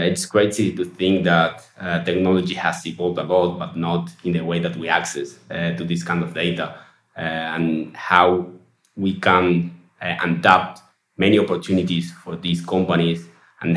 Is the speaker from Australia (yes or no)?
no; Uruguay; We're from Uruguay, yes. We have headquarters here in Montevideo